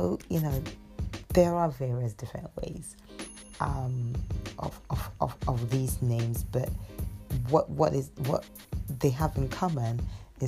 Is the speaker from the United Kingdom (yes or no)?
no; Ghana; I'm a Ghanaian